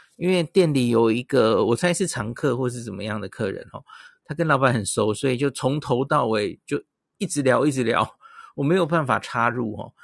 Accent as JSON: {"language": "Chinese", "country": "Taiwan", "said": "他有猜出来我是台湾来的"}